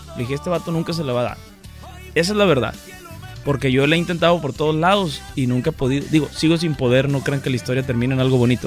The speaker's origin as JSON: {"language": "Spanish", "country": "Mexico", "said": "yo pues soy mexicano, no tengo papeles de acá"}